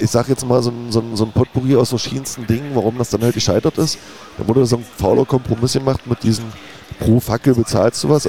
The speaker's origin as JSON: {"language": "German", "town": "Magdeburg", "region": "Saxony-Anhalt", "country": "Germany", "said": "es ist halt so ein bisschen so, dass wir als Magdeburger immer so ein bisschen in diesen Ostfußball-Fokus äh, geraten"}